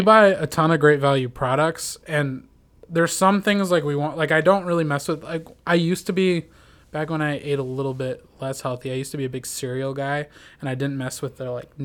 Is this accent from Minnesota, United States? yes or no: yes; Minnesota, United States; in my hometown in Minnesota they had us take it in eighth grade